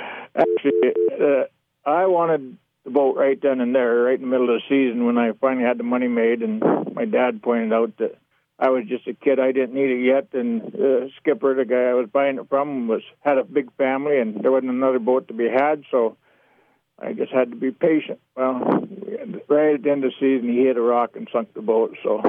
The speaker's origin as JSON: {"language": "English", "region": "Alaska", "country": "United States", "tie": "born or raised there", "also_born_or_lived": "Medford, Oregon", "said": "Actually, I was born here in Oregon. I was born down in Medford. My dad mustered out of the military after World War II there, and my folks bought property and so on. But you know, we went to Alaska when I was real young."}